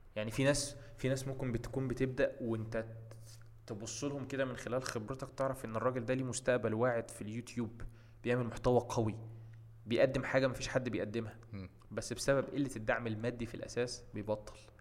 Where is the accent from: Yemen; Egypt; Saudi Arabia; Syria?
Egypt; عندنا في مصر